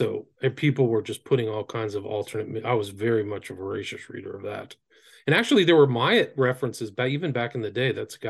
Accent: Nebraska, United States; born there; I was born in Nebraska.

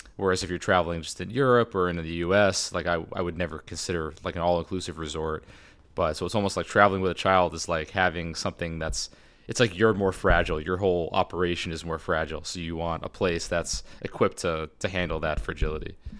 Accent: United States; as an American in Saudi Arabia

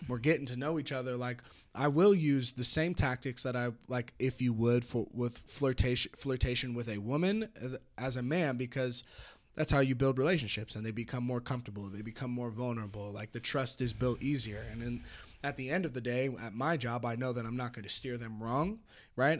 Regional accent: Petaluma, California, United States; moved away as an adult; also born or lived in San Francisco; now in Reno, United States; I grew up in Petaluma

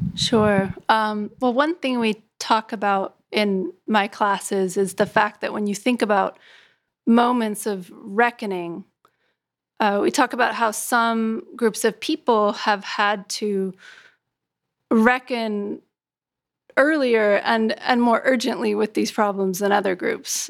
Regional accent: California, United States; now in New York, United States; my home state of California, in the state where I live now, which is New York

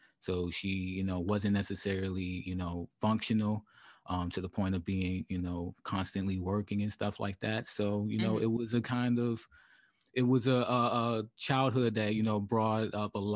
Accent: Savannah, Georgia, United States; moved away; also born or lived in South Carolina / Charlotte, North Carolina / Washington, District of Columbia, United States / Los Angeles; I come from Savannah, Georgia, the west side of Savannah, Georgia.

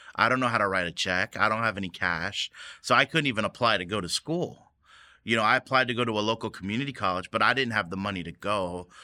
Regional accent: United States; growing up in the American church, now it was a Korean church, but it was an American society

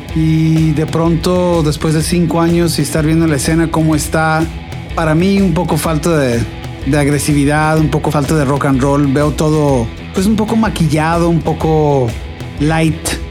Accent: Buenos Aires, Argentina; moved away as an adult; now in Guadalajara, Mexico; vengo llegando de Buenos Aires a Guadalajara hace siete años ya, ya soy un tapatío más

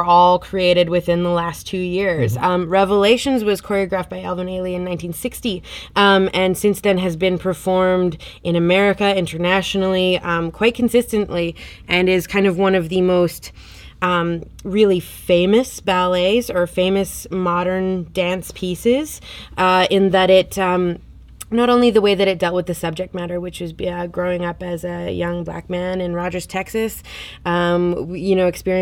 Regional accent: the Prairies, Canada; as a couple of, you know, white kids growing up on the prairies.

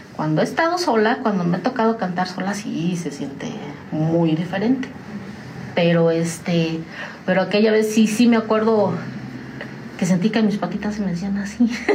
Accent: Tamazunchale, San Luis Potosí, Mexico; moved away as an adult; also born or lived in United States; now in San Juan del Río, Mexico; yo soy de San Luis Potosí, de la Huasteca Potosina, orgullosamente huasteca, de un pueblo, bueno, ya no es pueblo, ya es una ciudad, se llama Tamazunchale

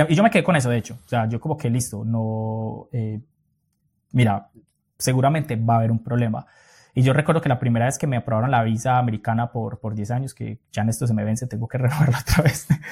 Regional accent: Colombia; moved away as an adult; also born or lived in Europe; la primera vez que yo salí de Colombia, que fue a Argentina

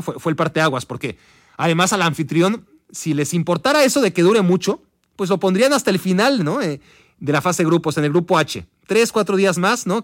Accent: Mexico; para nosotros como mexicanos, la mayoría de nosotros como mexicanos

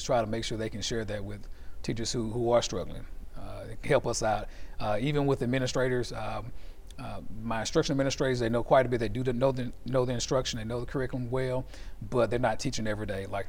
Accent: Shreveport, Louisiana, United States; I'm from the Cooper Road area, you know, born and raised. My mom raised us. Hadn't lived anywhere else.

